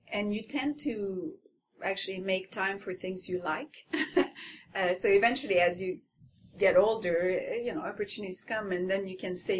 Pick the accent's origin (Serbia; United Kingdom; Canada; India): Canada; Quebec; first language French; English is a second language; moved away as an adult; also born or lived in Montreal; now in Ottawa, Canada; I had just arrived, and I was like the French-Canadian woman